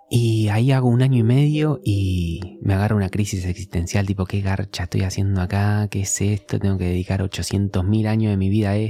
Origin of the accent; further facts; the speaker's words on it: San Antonio de Padua, Buenos Aires Province, Argentina; Sí, de zona oeste de San Antonio de Padua.